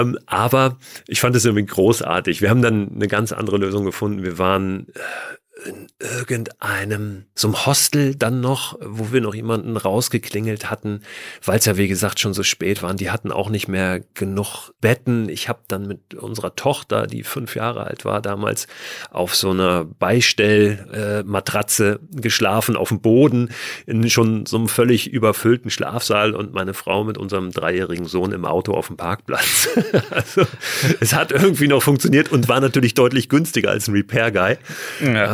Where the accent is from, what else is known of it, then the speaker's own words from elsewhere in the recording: Germany; wir sind Deutsche